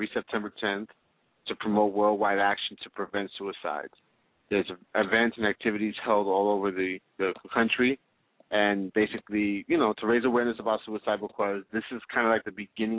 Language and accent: English; New York, United States; we are from New York